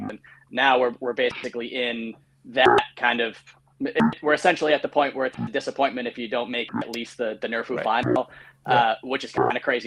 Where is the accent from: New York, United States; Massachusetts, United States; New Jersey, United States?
Massachusetts, United States; Wrentham; also born or lived in South Boston, Massachusetts / New Hampshire; I grew up in Wrentham, Mass. Initially, right next to Foxborough. Live over in South Boston at the moment.